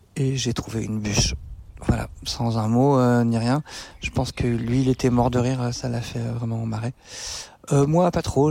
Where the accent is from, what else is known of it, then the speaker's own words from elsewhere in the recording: France; moved away as an adult; also born or lived in Brussels; Je vivais à Bruxelles euh, depuis pas très longtemps alors que je suis français.